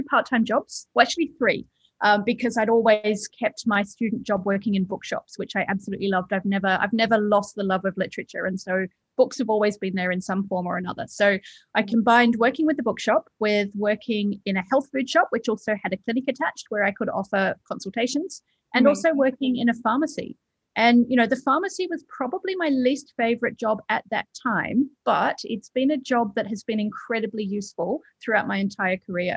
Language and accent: English; Perth, Western Australia, Australia; moved away as an adult; also born or lived in London, United Kingdom; I grew up in Perth, Western Australia